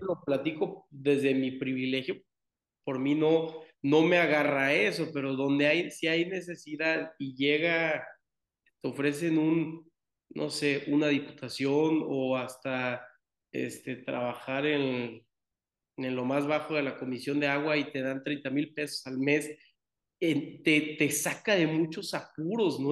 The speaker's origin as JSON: {"language": "Spanish", "town": "Tampico", "region": "Tamaulipas", "country": "Mexico", "said": "yo que soy de Tampico, eh, Tamaulipas"}